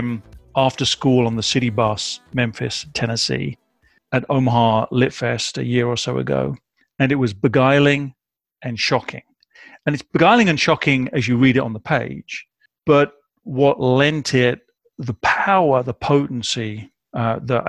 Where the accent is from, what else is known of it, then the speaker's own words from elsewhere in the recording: United Kingdom; moved away as an adult; now in Midwest, United States; I am a British expat living in the Midwest of America.